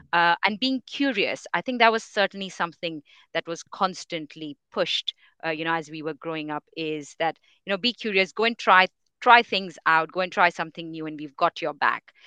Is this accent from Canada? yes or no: no; India; moved away as an adult; now in England, United Kingdom; I come from India. I am, my, my family's all in India